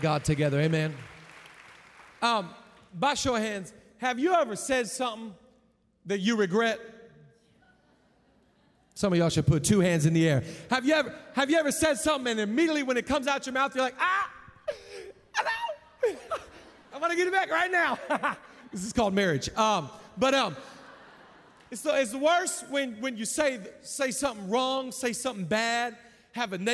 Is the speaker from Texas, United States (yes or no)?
no; Seattle, Washington, United States; I'm from Seattle